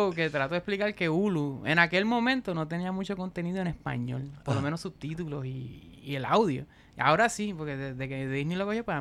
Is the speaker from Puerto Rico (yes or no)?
yes; Puerto Rico; accent: Puerto Rican